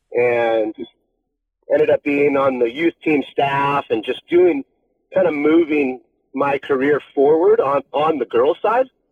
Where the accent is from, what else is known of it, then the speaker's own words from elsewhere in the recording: Laguna Beach, California, United States; I grew up in Laguna